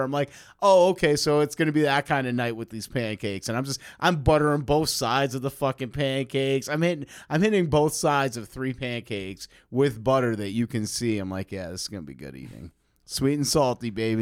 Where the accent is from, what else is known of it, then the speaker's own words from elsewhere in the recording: New York City, New York, United States; moved away; you and I are both from New York. I'm from New York City proper